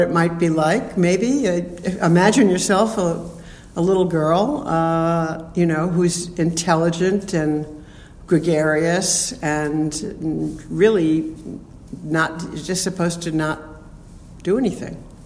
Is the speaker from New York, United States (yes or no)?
yes; New York City, New York, United States; also born or lived in Bronx, New York City; I was born in the Bronx and grew up in Queens